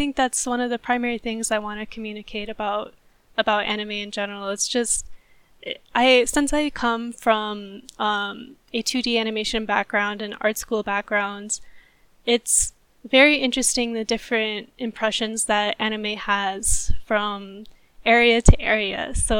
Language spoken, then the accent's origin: English; United States; You know, I'm an American animator, but on the Japanese side as well, you know, there's humans on the other side of that.